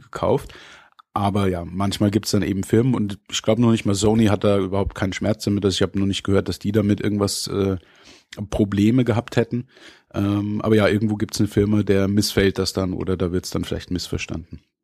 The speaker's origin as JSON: {"language": "German", "region": "Bavaria", "country": "Germany", "said": "bei uns in Bayern"}